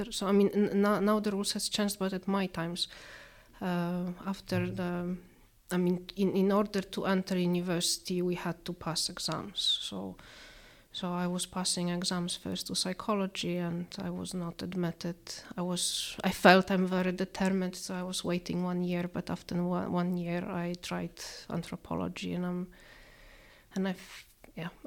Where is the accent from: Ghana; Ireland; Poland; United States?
Poland; at this time when I was growing up in Poland, it was really far away, and very little was known about Iceland